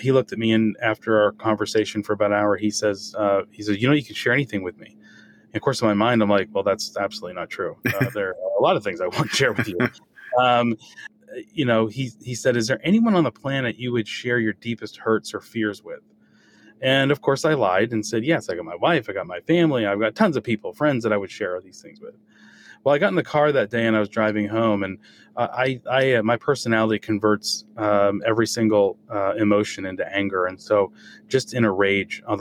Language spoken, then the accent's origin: English; New England, United States; growing up in New England with the parents I had